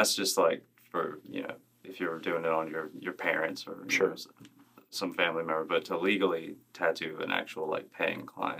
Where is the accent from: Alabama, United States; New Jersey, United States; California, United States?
Alabama, United States; Mobile; Mobile, Alabama.